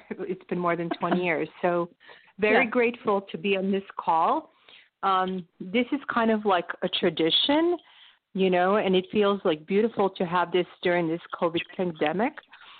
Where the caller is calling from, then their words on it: Palo Alto, California, United States; from Palo Alto, California. So happy to be here with you.